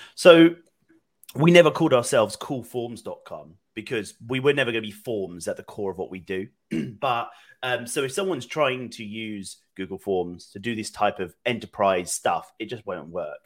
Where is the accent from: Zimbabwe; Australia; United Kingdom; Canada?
United Kingdom; moved away as an adult; now in Austin, United States; I'm originally from the UK, but I've been here about four years now